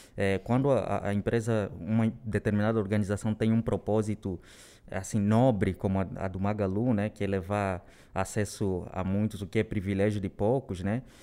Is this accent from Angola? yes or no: yes; Luanda, Luanda Province, Angola; moved away as an adult; also born or lived in Rio de Janeiro; now in São Paulo, Brazil; Eu venho de Angola, né? É, nasci lá na capital de Angola, Luanda, e eu moro no Brasil já há nove anos